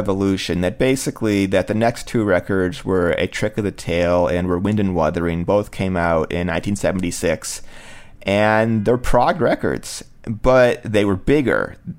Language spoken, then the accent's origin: English; Cleveland, Ohio, United States; And they were in Cleveland, Ohio, my hometown